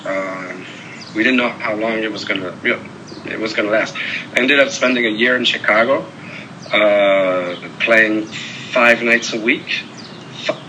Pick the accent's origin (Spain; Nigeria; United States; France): France; Paris, Île-de-France; I grew up in Paris, France.